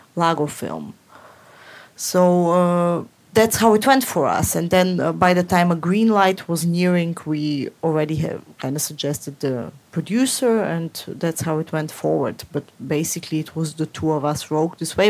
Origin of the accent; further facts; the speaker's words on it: Moscow, Russia; moved away; I grew up in Moscow in an apartment block